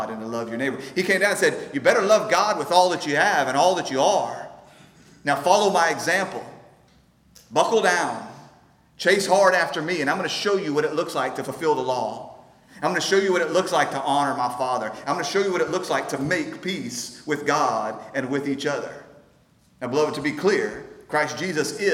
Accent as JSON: {"language": "English", "country": "United States", "said": "growing up in America, where we don't feel the same Jew-Gentile division"}